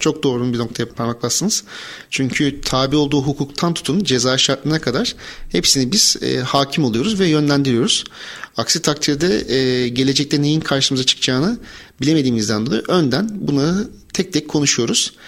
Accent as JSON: {"language": "Turkish", "town": "Bandırma", "region": "Balıkesir", "country": "Turkey", "tie": "born or raised there", "moved": "as an adult", "said": "1983 Bandırma doğumluyum. Üniversite yılına kadar Bandırma'da ikamet ettim."}